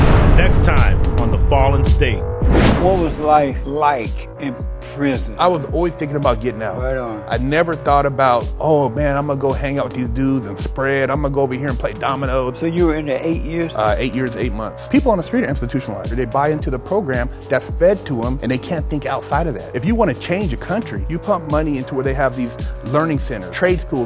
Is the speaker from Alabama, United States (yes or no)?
yes; Alabama, United States; moved away as an adult; now in Los Angeles, United States; I grew up in Alabama under the Jim Crow laws